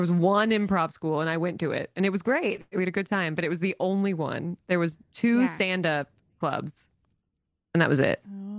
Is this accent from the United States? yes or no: yes; the South, United States; I do love, I do find I love a Southern woman on there because I'm from the South.